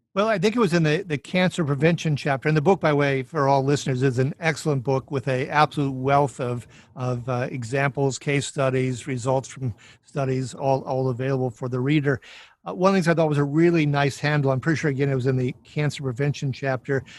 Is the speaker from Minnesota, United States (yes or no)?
yes; Minnesota, United States; I'm from Minnesota